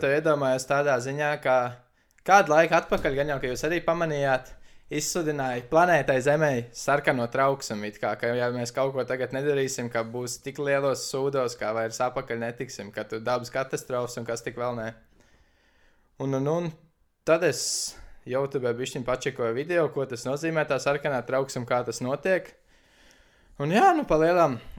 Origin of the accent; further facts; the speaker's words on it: Latvia; now in Norway; es esmu no Latvijas